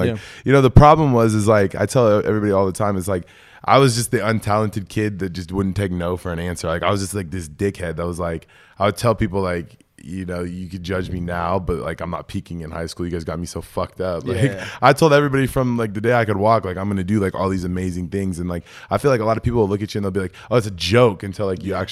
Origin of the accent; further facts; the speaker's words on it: Eatonville, Washington, United States; Born and raised